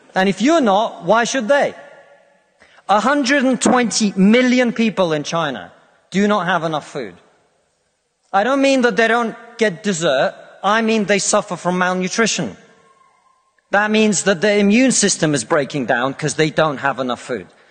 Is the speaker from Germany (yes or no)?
no; Russia; now in United Kingdom; I come from Russia, which is not a poor country, it's a middle income country